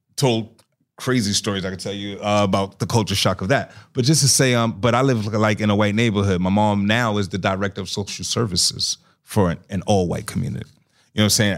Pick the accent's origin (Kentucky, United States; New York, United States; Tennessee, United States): New York, United States; New York City; moved away; also born or lived in North Carolina; I'm from Astoria Projects